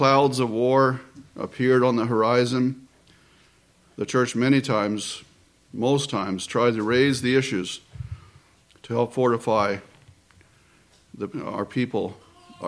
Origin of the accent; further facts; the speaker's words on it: close to Washington, D.C., East Coast, United States; I grew up in the East Coast, close to Washington, D.C.